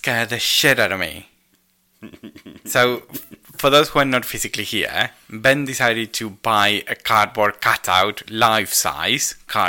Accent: Argentina; first language Spanish; English is a second language; now in United Kingdom; I'm still Argentinian as well.

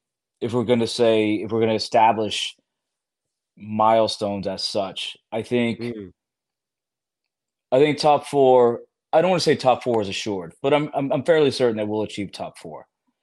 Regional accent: Germany; because I grew up in Germany. My father was in the Air Force. I watched the German national team.

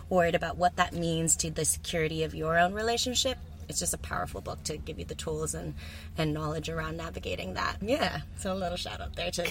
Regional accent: Texas, United States; now in New Zealand; I'm from Texas, so it's like not quite like well, it's the heart of Texas

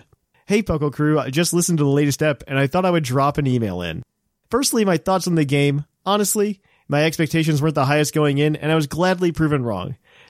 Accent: United Kingdom; But the most enjoyable part for me, being a Brit, is the overall theme of the game and towns all felt like Britain from the first little village to Winden.

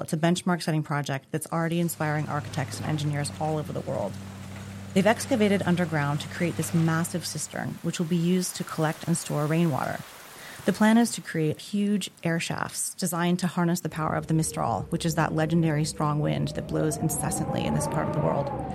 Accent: Arizona, United States; moved away; I grew up in Arizona

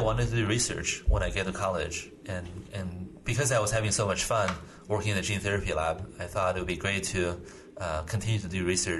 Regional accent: Iowa, United States; I think I had a very... good group of friends when I was growing up in Iowa.

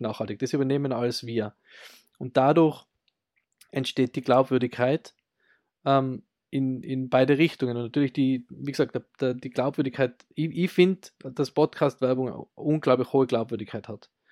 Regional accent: Austria; bei uns in Österreich

